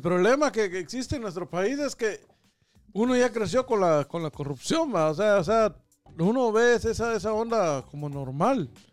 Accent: Guatemala; como guatemalteco me siento orgulloso de la situación que está pasando en, en, mi país

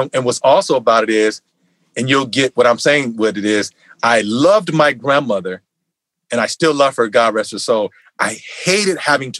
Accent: Virginia, United States; born or raised there; moved away as an adult; also born or lived in New York; now in Los Angeles, United States

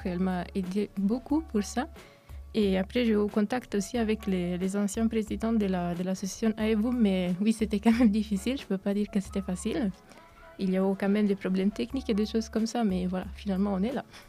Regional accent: Italy; French is a second language; moved away as an adult; also born or lived in Romania (ancestry); now in Neuchâtel, Switzerland; Je suis à l'origine roumaine, mais je suis née en Italie et j'ai vécu toute ma vie en Italie

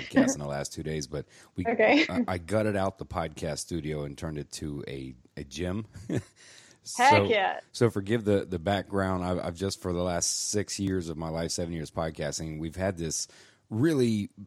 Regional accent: Florida, United States; I'm born and raised Floridian.

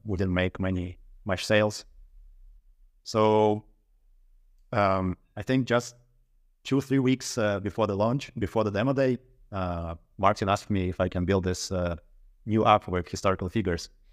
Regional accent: Russia; moved away as an adult; now in Sweden; I'm originally from Russia.

